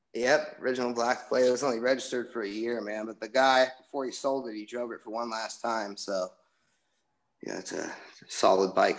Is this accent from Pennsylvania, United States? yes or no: no; Pacifica, California, United States; now in Walnut Creek, United States; I was born and raised out in Pacifica